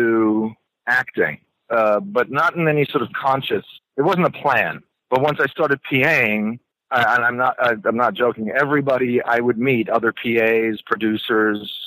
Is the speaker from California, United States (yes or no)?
no; New York City, New York, United States; I grew up in New York City in Manhattan